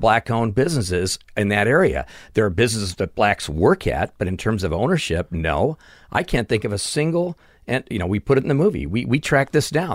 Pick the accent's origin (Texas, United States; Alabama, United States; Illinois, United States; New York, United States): Illinois, United States; Chicago; moved away as an adult; also born or lived in California; now in Burbank, United States; I grew up in Chicago